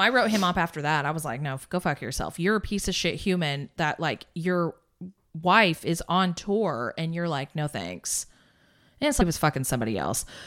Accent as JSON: {"language": "English", "region": "Indiana", "country": "United States", "said": "I'm from Indiana"}